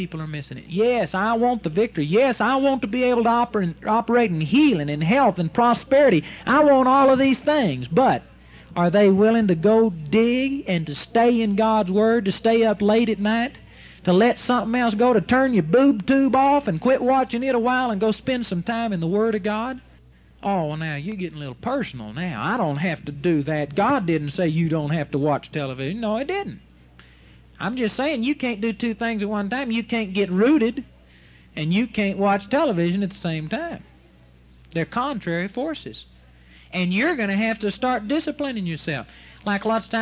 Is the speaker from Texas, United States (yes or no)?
yes; Arlington, Texas, United States; in my mother's yard where I grew up in Arlington, Texas